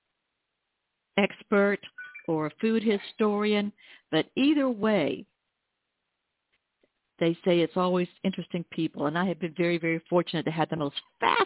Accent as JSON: {"language": "English", "town": "Atlanta", "region": "Georgia", "country": "United States", "tie": "born or raised there", "said": "my hometown, Atlanta, Georgia"}